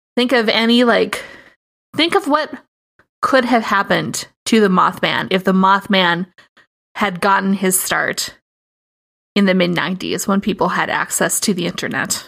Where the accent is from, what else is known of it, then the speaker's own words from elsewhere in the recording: Minnesota, United States; I am very white, and I am from Minnesota